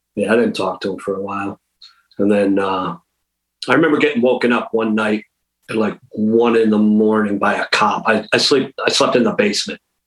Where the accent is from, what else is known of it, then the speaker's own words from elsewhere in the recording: Western Massachusetts, United States; I'm from Western Mass, so like a half hour north of Hartford